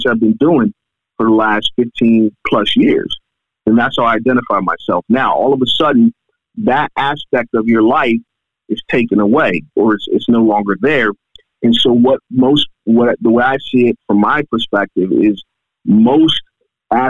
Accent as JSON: {"language": "English", "town": "Pittsburgh", "region": "Pennsylvania", "country": "United States", "tie": "born or raised there", "said": "my hometown Pittsburgh"}